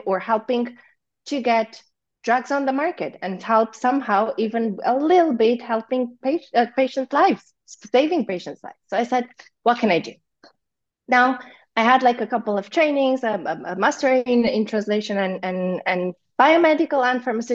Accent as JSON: {"language": "English", "town": "Zalău", "region": "Sălaj County", "country": "Romania", "said": "I'm from Zalo, which is like 40 minutes from Cluj-Napoca"}